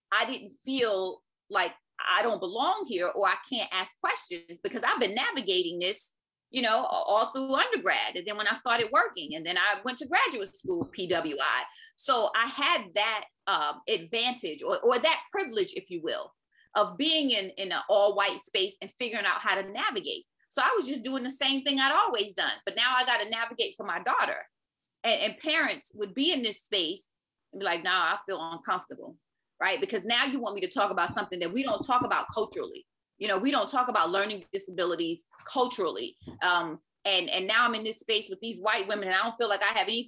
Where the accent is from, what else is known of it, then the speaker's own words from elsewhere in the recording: New York City, New York, United States; moved away; also born or lived in North Carolina; I'm originally from Brooklyn, New York.